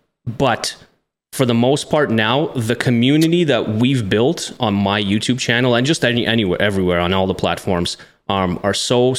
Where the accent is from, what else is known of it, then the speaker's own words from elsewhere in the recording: Russia; English is a second language; As most people know out there by now, that I was born and raised in the Soviet Union, Russian by blood.